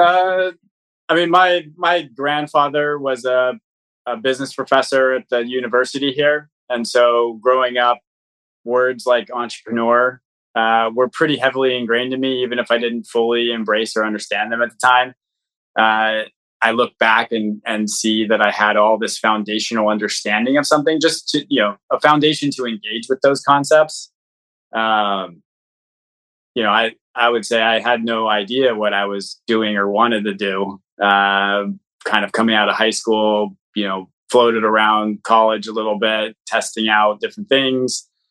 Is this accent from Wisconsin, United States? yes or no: no; Portland, Oregon, United States; I actually uh, was born and grew up here in Portland, Oregon.